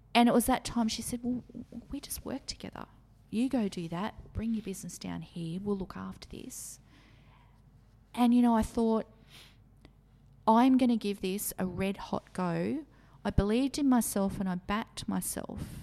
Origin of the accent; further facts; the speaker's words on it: Maitland, New South Wales, Australia; the Maitland area. This was my hometown